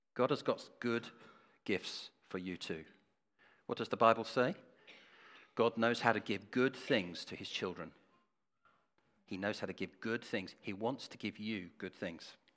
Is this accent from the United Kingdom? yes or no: yes; England, United Kingdom; We are so English